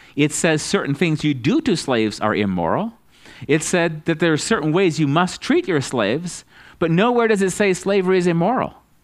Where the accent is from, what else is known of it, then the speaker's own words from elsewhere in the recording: United States; as an American